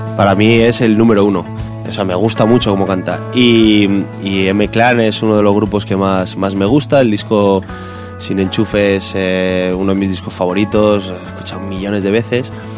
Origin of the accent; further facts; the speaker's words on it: Castile and León, Spain